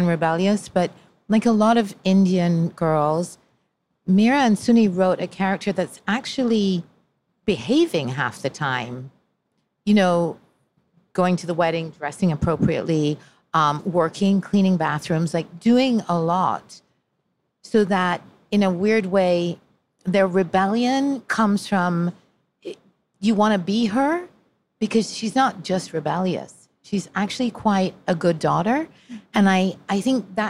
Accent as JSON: {"language": "English", "country": "Jamaica", "tie": "born or raised there", "also_born_or_lived": "Italy", "moved": "yes", "said": "I grew up in Jamaica, moved to Italy"}